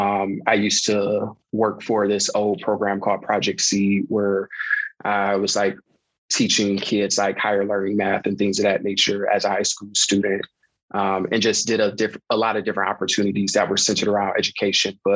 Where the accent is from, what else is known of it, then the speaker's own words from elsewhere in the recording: Detroit, Michigan, United States; born and raised in Detroit, went to Cass and then later went to U of M